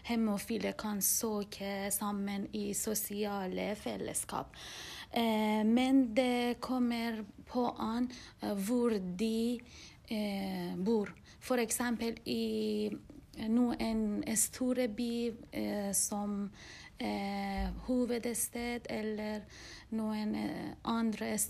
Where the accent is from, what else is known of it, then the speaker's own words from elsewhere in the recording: Iran; now in Norway; da jeg var barn i Iran